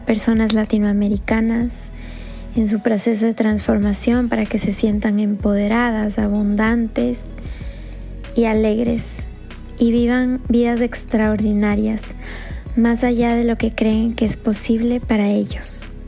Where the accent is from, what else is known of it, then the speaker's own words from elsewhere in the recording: Ecuador; now in Florida, United States; Soy del Ecuador y vivo en la Florida